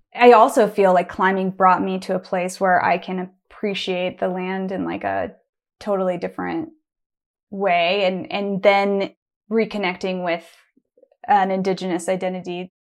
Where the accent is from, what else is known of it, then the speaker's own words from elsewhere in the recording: Bend, Oregon, United States; I grew up in Bend, Oregon, and I was going to Smith Rock my whole life